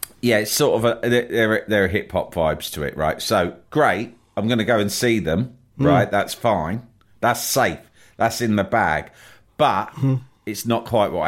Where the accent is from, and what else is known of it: London, United Kingdom